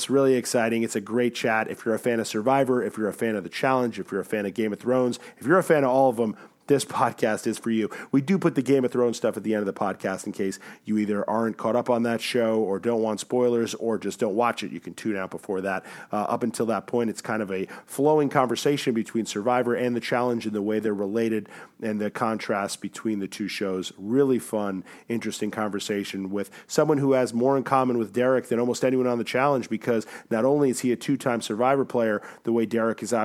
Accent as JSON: {"language": "English", "region": "Connecticut", "country": "United States", "tie": "born or raised there", "said": "I grew up in Connecticut"}